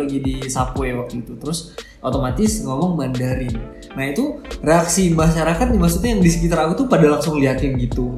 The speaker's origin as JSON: {"language": "Indonesian", "country": "Indonesia"}